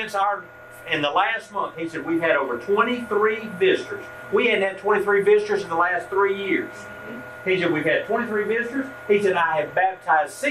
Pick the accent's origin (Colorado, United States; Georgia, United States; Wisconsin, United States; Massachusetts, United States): Georgia, United States; Rutledge; moved away as an adult; also born or lived in Douglasville, Georgia; Rutledge, where I now live, my hometown.